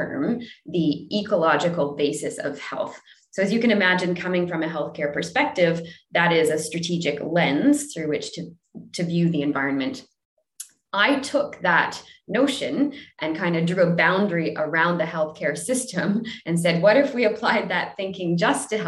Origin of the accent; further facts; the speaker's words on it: New Brunswick, Canada; also born or lived in Ontario; now in Vancouver, Canada; I grew up on the East Coast in the least known province of New Brunswick